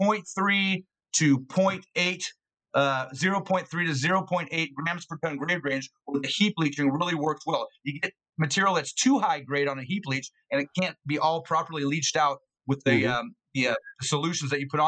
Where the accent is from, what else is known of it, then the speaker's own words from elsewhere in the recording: Alaska, United States; moved away as an adult; also born or lived in Western Australia / Kalgoorlie; I'm from Alaska